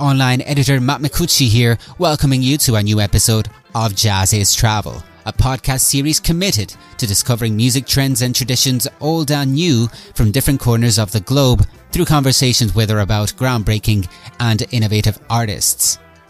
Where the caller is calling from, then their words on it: Ireland; Well, I'm speaking from Ireland. We don't get much heat around here.